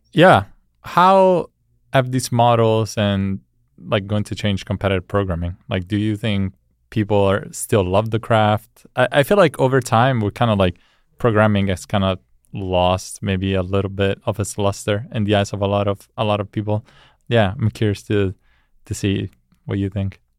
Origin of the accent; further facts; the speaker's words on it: Italy; I, I grew up in Italy